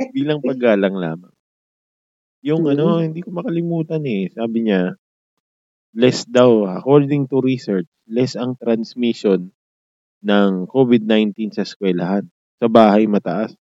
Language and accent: Tagalog; Philippines; Pinoy ako